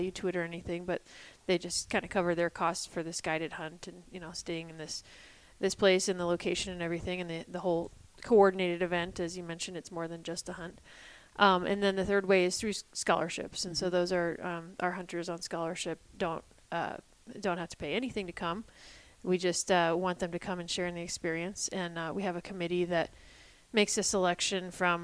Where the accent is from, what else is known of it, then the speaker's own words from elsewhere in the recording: United States; moved away as an adult; also born or lived in Illinois / Ohio / New Hampshire / Colorado; now in Sheridan, United States; I grew up in Illinois and Ohio